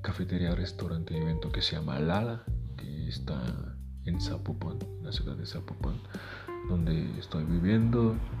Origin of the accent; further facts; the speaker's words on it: Haiti; first language Haitian Creole; Spanish is a second language; moved away; mi país, Haití. Yo empecé a escribir en, criollo, que es nuestro idioma maternal